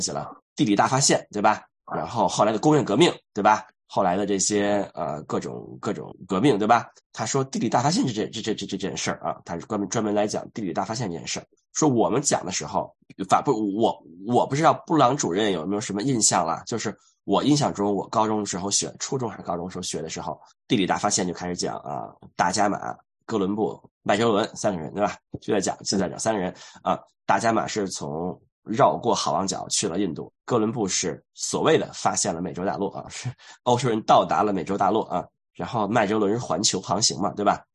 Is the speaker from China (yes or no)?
yes; China; 我们中国人